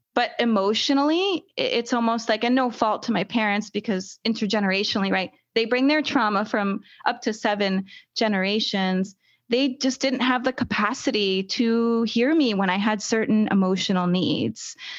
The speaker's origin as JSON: {"language": "English", "country": "United States", "said": "I'm an American"}